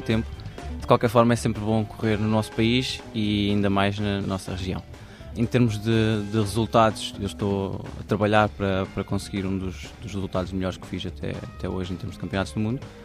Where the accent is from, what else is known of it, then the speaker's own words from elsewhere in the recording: Águeda, Aveiro District, Portugal; moved away as an adult; also born or lived in Cantanhede; now in Lisbon, Portugal; eu sou natural de Cantanhede e vivi 18 anos em Águeda, mas mudei-me para Lisboa